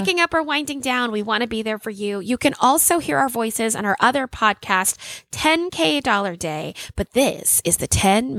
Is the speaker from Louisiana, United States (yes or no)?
yes; Louisiana, United States; And I come from Louisiana.